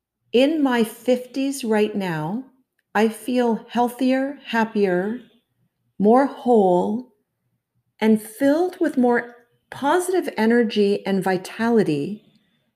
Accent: Toronto, Ontario, Canada; I was born and raised in Toronto

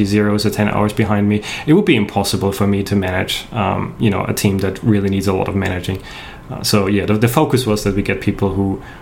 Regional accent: Austria; first language German; English is a second language; moved away as an adult; now in Australia; I'm a native German speaker. I'm from Austria originally. I moved to Australia in 2006, so quite a while ago, but yeah, both grew up in Austria

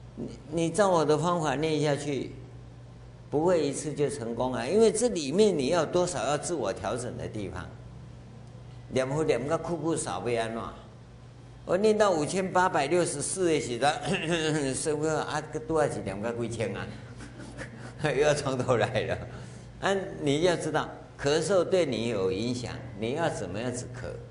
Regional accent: Taiwan; 我跟各位一样，我们都在台湾这个社会长大

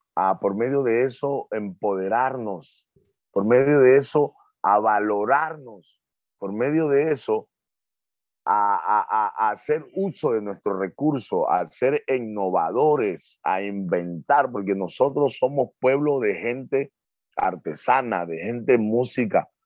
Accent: Muisne, Esmeraldas, Ecuador; yo vengo de un barrio, yo vengo de un barrio que se llama, le dicen la punta, porque sobresale hacia el centro de la isla

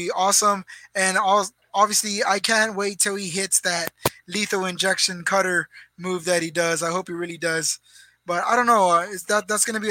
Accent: Premont, Texas, United States; I am from Premont, and I'm a Premont cowboy

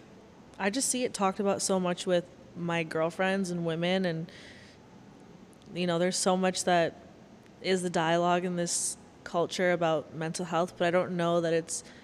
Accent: Waterloo, Ontario, Canada; originally my hometown's Waterloo.

